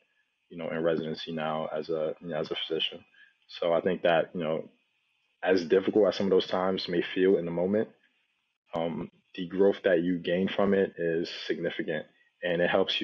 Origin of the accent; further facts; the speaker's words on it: New Jersey, United States; also born or lived in Nigeria; I was raised in Jersey. I was born in Nigeria, but I was raised in Jersey since I was 3 years old